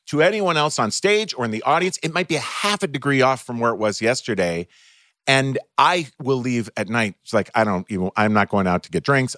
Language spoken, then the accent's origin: English; Minnesota, United States; also born or lived in Ohio; when I was eight years old and we moved from Ohio to Minnesota